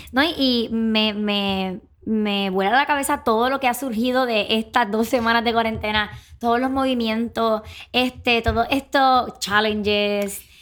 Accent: Puerto Rico

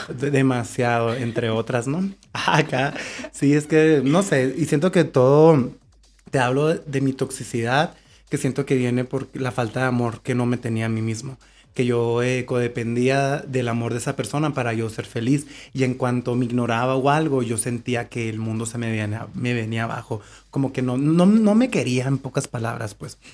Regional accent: Mexico; como mexicanos estamos criados

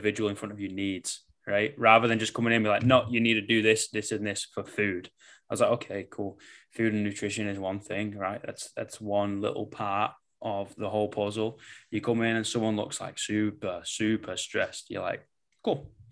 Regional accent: England, United Kingdom; I am English, you know, we speak basically in sarcasm and metaphors

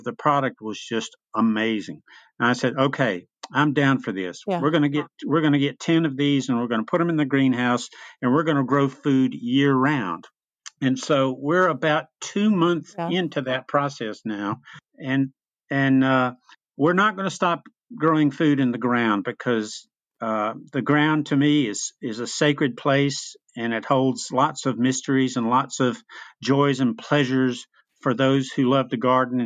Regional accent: Memphis, Tennessee, United States; moved away as an adult; now in East Tennessee, United States; I grew up in Memphis, Tennessee, lived there for many years

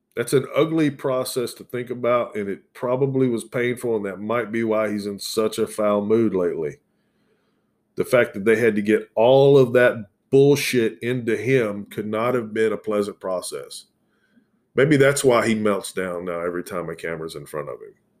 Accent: the South, United States; accent: southern; my southern accent's pretty predominant in it

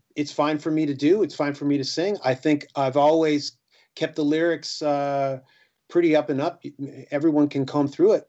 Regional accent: Canada; we're a Canadian band.

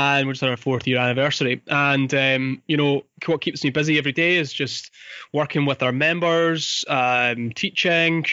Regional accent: Fife, Scotland, United Kingdom; I grew up in Fife. I went to school here.

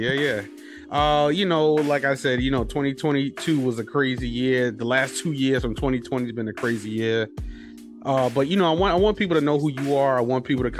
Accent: New York City, New York, United States; also born or lived in Harlem; I was raised in the Bronx a little bit.

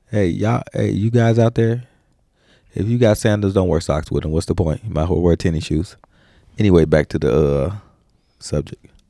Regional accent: United States; I'm American

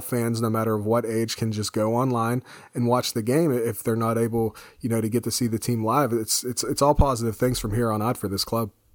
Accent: United States; as an American

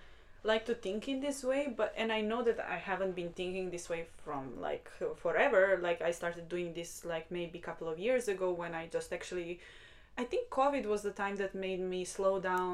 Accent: Sremčica, Belgrade, Serbia; English is a second language; moved away; I am not from Belgrade exactly, from the capital of Serbia. I'm like a 40 minutes away, like 40 minute drive. And the place where I'm from is actually called Sremčica.

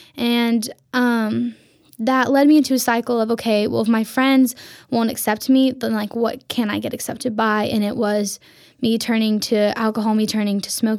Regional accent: Vladivostok, Primorsky Krai, Russia

